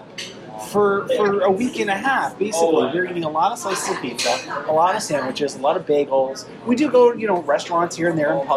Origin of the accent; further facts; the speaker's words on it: Toronto, Ontario, Canada; here in my hometown of Toronto, Canada